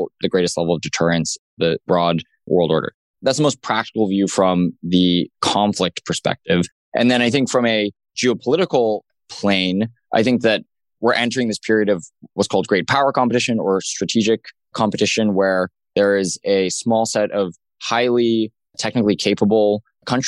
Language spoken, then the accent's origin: English; Los Alamos, New Mexico, United States; I grew up in Los Alamos, New Mexico, which is the birthplace of the atomic bomb